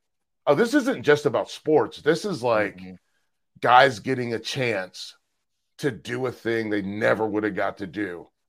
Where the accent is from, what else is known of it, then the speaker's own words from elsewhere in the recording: Charlotte, North Carolina, United States; also born or lived in Fayetteville, North Carolina / New Mexico / Chicago; I was born in Fayetteville, moved to New Mexico, which is where my brother was born. Lived in New Mexico for 7 years, which is because my dad was in the military, and then back to Charlotte. And then Charlotte from 92 until 2018.